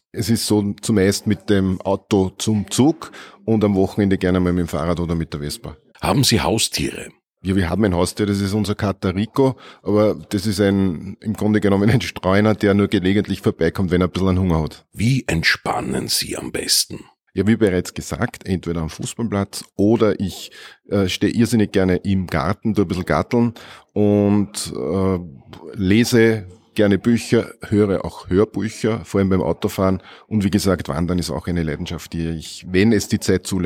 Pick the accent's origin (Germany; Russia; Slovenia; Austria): Austria; Andorf, Upper Austria; bin allerdings auch seit 1991 in meiner Heimatgemeinde in Andorf im Gemeinderat bzw. Ersatzgemeinderat immer gewesen.